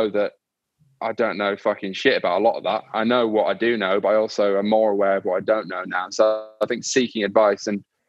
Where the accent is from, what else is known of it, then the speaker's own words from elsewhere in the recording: York, Yorkshire and the Humber, United Kingdom; now in London, United Kingdom; I'm from York in the north